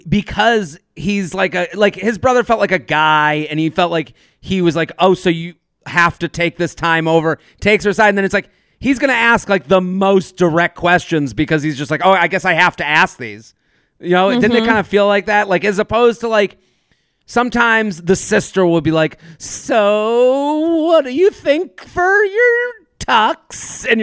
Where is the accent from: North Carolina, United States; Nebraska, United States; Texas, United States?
North Carolina, United States; so we're both from North Carolina, you know, like, as opposed to like, oh, the street I grew up on is a lot like Matt's that he grew up on.